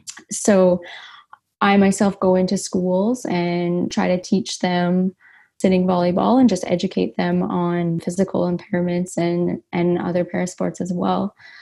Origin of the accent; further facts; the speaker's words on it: Edmonton, Alberta, Canada; now in Ontario, Canada; I'm actually from Edmonton. And when I moved to Ontario 7 years ago